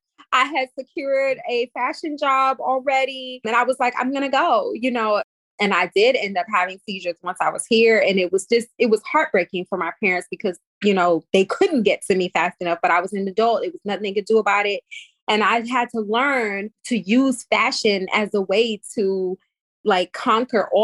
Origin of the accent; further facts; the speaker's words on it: Cleveland, Ohio, United States; now in New York, United States; I'm from Cleveland, Ohio